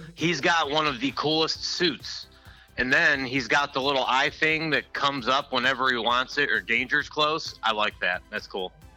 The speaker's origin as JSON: {"language": "English", "town": "Cleveland", "region": "Ohio", "country": "United States", "tie": "born or raised there", "said": "when I was growing up in Cleveland with my dad and my grandfather"}